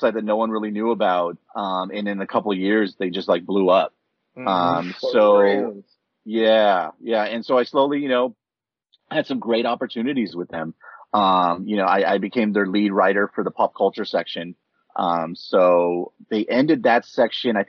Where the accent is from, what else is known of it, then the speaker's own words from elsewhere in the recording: West Covina, California, United States; also born or lived in Berkeley, California; I grew up in West Covina, which is, you know, a suburb outside of downtown Los Angeles